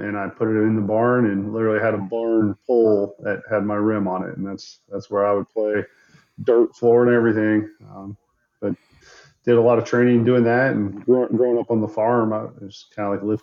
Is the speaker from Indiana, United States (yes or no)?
yes; Attica, Indiana, United States; moved away as an adult; I grew up in Attic, Indiana